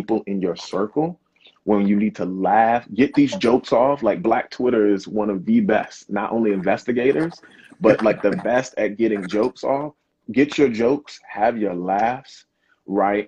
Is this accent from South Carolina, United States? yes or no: yes; South Carolina, United States; accent: Gullah/Geechee; moved away; I'm originally from the South, South Carolina